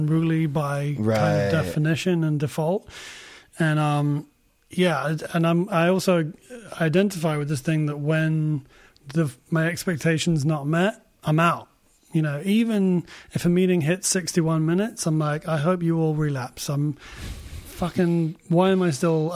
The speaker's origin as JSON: {"language": "English", "region": "London", "country": "United Kingdom", "tie": "born or raised there", "moved": "as an adult", "lives_now": "Los Angeles, United States", "said": "I was born in London and I moved out here"}